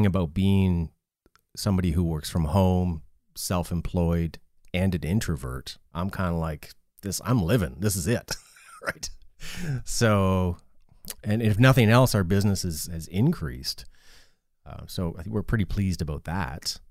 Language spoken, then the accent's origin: English; Canada; I'm Canadian